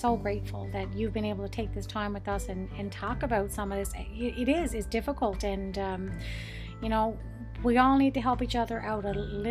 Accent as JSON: {"language": "English", "region": "East Coast", "country": "Canada", "moved": "yes", "lives_now": "Ontario, Canada", "said": "I'm in Ontario right now, I'm from the East Coast"}